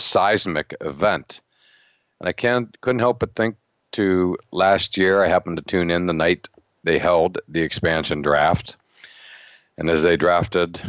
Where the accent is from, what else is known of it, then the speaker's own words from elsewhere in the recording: near Pittsburgh, Pennsylvania, United States; Growing up near Pittsburgh